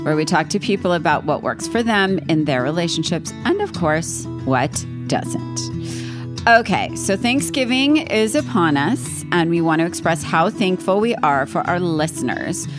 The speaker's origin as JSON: {"language": "English", "region": "East Coast", "country": "United States", "said": "I'm from East Coast"}